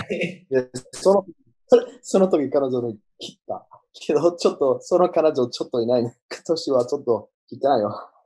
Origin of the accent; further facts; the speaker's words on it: Australia; Japanese is a second language; オーストラリア人